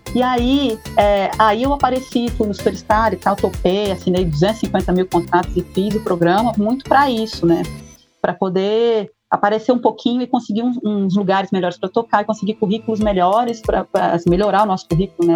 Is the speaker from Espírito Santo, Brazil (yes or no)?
yes; Anchieta, Espírito Santo, Brazil; Eu fui criada aqui, as pessoas é, daqui é, cuidam de mim como uma filha mesmo